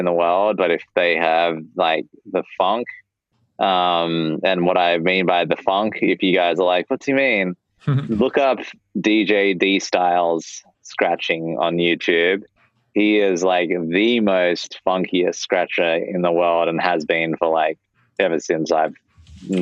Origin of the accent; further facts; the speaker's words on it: Australia; moved away as an adult; now in United States; being an Aussie in the States on an O-1 visa